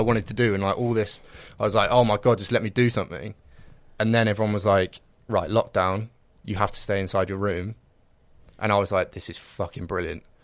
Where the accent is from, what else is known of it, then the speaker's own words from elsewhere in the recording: Reading, South East England, United Kingdom; I'm from Reading